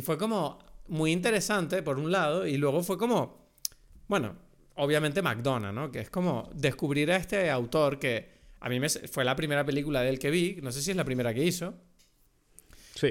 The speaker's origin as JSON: {"language": "Spanish", "country": "Venezuela", "accent": "Venezuelan", "said": "un acento venezolano, que es mi acento de verdad"}